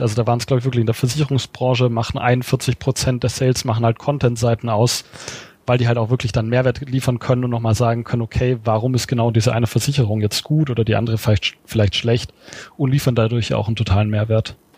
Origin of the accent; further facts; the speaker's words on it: Swabia, Germany; ich als Schwabe